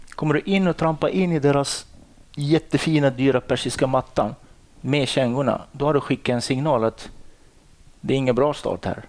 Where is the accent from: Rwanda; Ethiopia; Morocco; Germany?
Morocco; Swedish is a second language; moved away as an adult; also born or lived in Dalarna, Sweden / Stockholm, Sweden; now in Sweden; Jag är ursprungligen från Marocko i Nordafrika